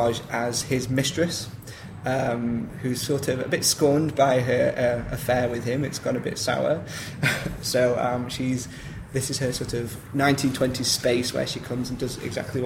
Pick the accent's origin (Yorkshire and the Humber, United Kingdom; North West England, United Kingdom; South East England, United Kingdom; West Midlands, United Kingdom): West Midlands, United Kingdom; Stoke-on-Trent; moved away as an adult; now in London, United Kingdom; I'm from Stoke-on-Trent originally